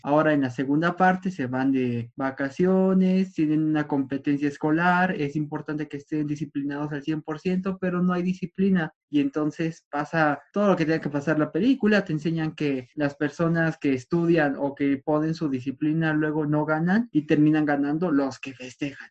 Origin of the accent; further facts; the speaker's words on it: Mexico; nuestro querido México